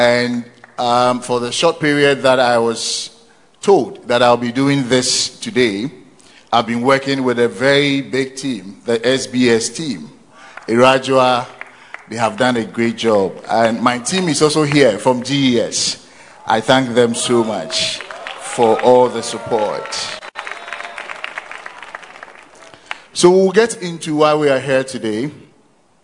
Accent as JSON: {"language": "English", "town": "Konongo", "region": "Ashanti", "country": "Ghana", "tie": "born or raised there", "also_born_or_lived": "Asante Akim, Ashanti", "said": "I spent most of my formative years in Konongo, also in Ashanti Achim. That is where I had my basic and secondary education"}